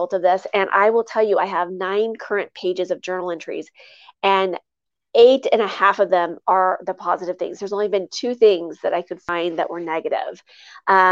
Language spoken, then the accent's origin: English; Midwest, United States; I come from the Midwest, and I grew up on in the country.